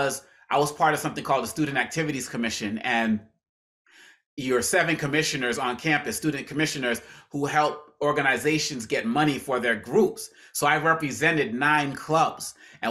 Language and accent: English; Boston, Massachusetts, United States; You know, because just growing up in Boston, Massachusetts, not knowing any